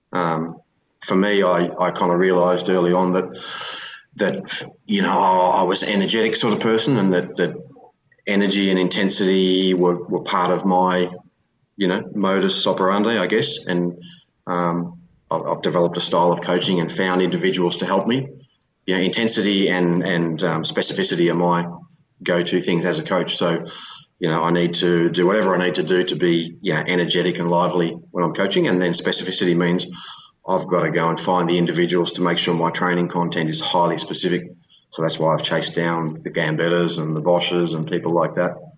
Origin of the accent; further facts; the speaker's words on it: Australia; you grow up in a provincial town like that in Australia.